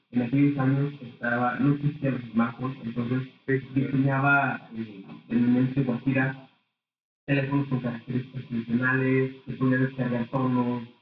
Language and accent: Spanish; Aguascalientes, Mexico; aquí en el estado de Aguascalientes